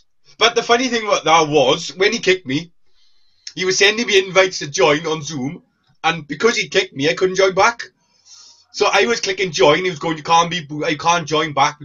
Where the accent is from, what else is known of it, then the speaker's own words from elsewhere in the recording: Wales, United Kingdom; We're Welsh.